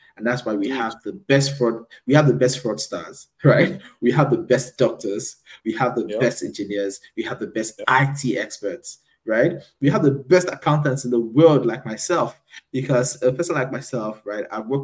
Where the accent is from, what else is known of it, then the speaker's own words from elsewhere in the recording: Nigeria; now in United Kingdom; I'm from Nigeria.